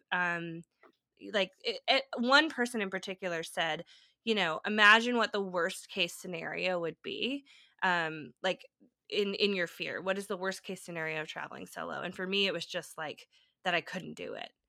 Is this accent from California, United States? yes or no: yes; California, United States; moved away as an adult; also born or lived in Nashville; moving back to my home state in California